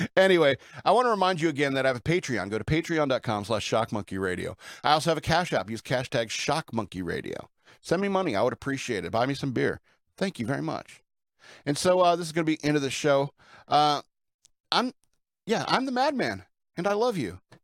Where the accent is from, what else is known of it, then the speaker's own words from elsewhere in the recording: Lake Placid, New York, United States; growing up in Lake Placid, New York